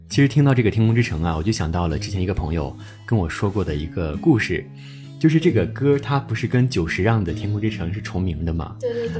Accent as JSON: {"language": "Chinese", "town": "Fuyang", "region": "Anhui", "country": "China", "tie": "born or raised there", "said": "我的家乡呢，是在安徽省阜阳市"}